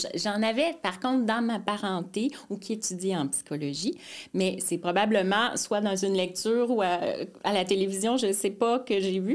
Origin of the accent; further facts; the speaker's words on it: Mascouche, Quebec, Canada; also born or lived in Montreal; now in Terrebonne, Canada; je suis née à Montréal mais euh, rapidement, vers l'âge de 3 ans, mes parents sont allés euh, sur la rive nord à Mascouche, en fait.